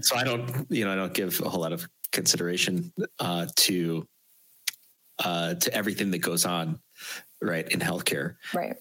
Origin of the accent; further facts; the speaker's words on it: near Chicago, Illinois, United States; I've never made made it outside of my my hometown